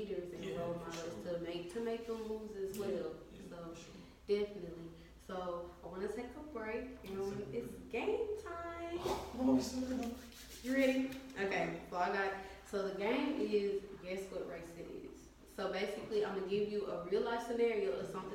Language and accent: English; Little Rock, Arkansas, United States; I'm from Little Rock